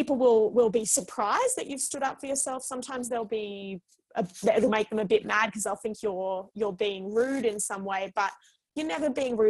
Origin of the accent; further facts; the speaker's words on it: Australia; both being Australian